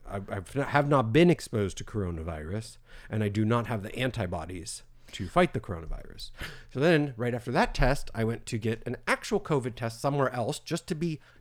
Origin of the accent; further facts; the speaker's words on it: Florida, United States; We're from Florida.